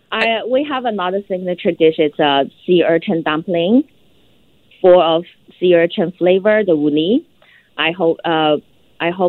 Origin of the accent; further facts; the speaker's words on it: Yunnan, China; English is a second language; Um, all the dishes, um, mostly from my hometown, Yunnan, China.